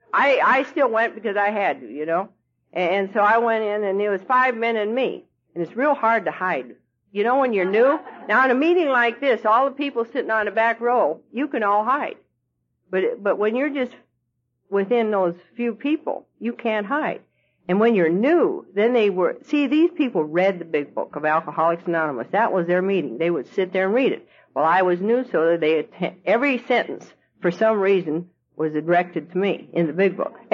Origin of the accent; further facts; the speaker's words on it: Louisville, Kentucky, United States; I'm from Louisville, Kentucky. Now, Louisville, Kentucky is famous for a lot of things.